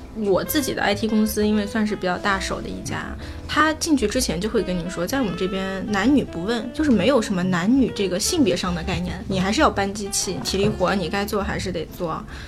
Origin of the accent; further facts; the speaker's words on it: China; now in Japan; 作为一个中国人